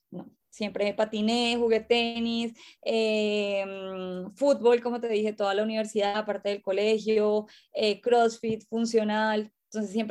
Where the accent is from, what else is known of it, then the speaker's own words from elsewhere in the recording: Cali, Valle del Cauca, Colombia; Tengo 32 años y soy de Cali.